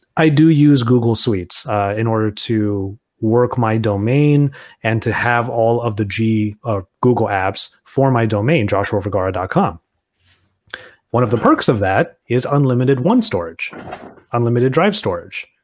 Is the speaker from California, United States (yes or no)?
yes; Southern California, United States; I'm from SoCal